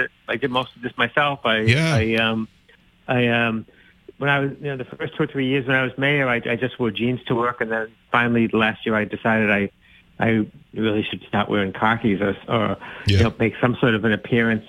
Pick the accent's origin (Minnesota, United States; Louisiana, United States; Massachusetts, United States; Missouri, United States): Massachusetts, United States; North Shore; I grew up in the North Shore where there were a lot of French Canadians